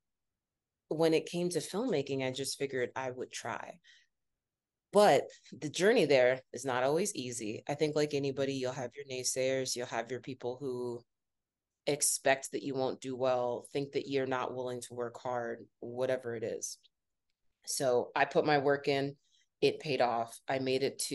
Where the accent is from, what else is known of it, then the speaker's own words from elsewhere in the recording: Northeast Ohio, United States; now in New York City, United States; I grew up in Northeast Ohio